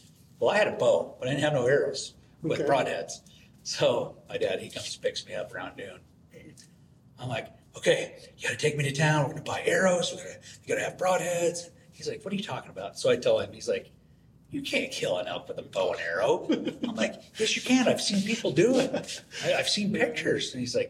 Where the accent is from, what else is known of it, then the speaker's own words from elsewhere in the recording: Weippe, Idaho, United States; Idaho, north central Idaho.